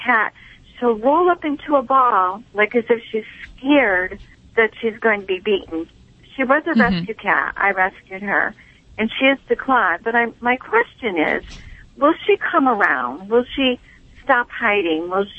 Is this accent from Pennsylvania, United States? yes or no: no; Massachusetts, United States; Actually, I'm calling from New Jersey, but I'm from Massachusetts.